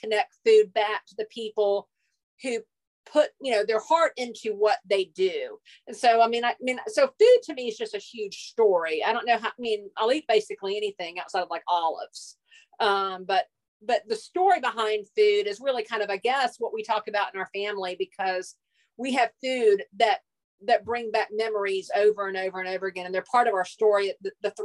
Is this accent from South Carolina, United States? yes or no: yes; Hilton Head Island, South Carolina, United States; I grew up on Hilton Head Island, South Carolina.